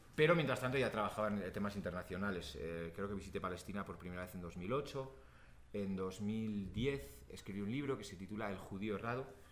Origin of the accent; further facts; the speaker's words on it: Pamplona, Navarre, Spain; Yo soy vasco, yo soy del País Vasco, de Pamplona.